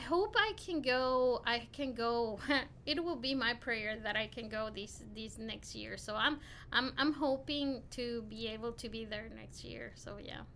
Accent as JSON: {"language": "English", "town": "Quito", "region": "Pichincha", "country": "Ecuador", "also_born_or_lived": "Tipton County, Tennessee", "moved": "as an adult", "lives_now": "Memphis, United States", "said": "I'm from Ecuador, um, Quito, Ecuador, South America, the capital city of Ecuador"}